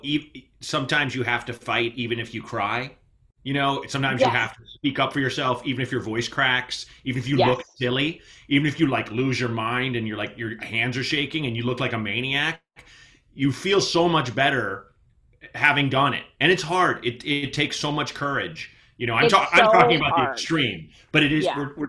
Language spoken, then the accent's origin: English; Portland, Oregon, United States; my hometown of Portland, Oregon